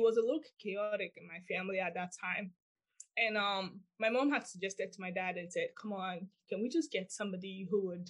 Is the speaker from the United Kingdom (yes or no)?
no; Nigeria; moved away; I actually grew up in Nigeria